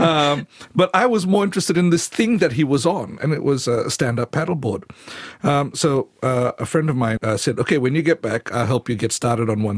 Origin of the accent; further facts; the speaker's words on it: Fiji; moved away as an adult; also born or lived in Seoul, South Korea; I grew up in the Pacific